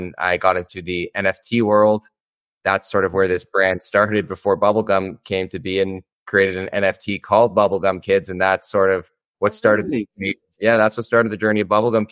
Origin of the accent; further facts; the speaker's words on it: Toronto, Ontario, Canada; I'm from Toronto, Ontario in Canada.